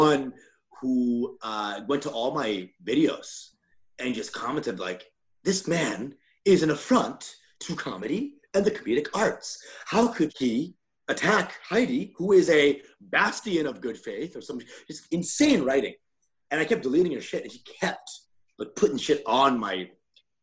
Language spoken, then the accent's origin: English; Dallas, Texas, United States; moved away; Dallas, Texas.